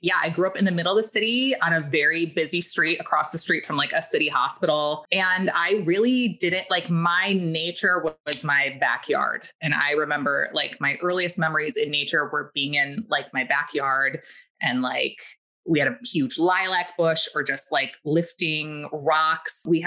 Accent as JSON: {"language": "English", "town": "Milwaukee", "region": "Wisconsin", "country": "United States", "tie": "born or raised there", "said": "I was raised in Milwaukee, Wisconsin, like right in the center of the city."}